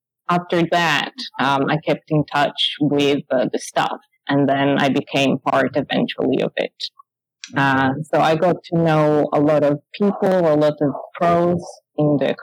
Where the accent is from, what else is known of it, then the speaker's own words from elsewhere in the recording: Italy; moved away as an adult; now in London, United Kingdom; I was moving from Italy. I moved into the UK, and then in London